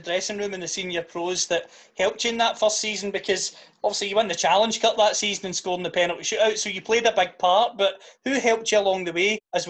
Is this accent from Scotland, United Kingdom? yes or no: yes; Greenock, Scotland, United Kingdom; In terms of Morton, it's my hometown club.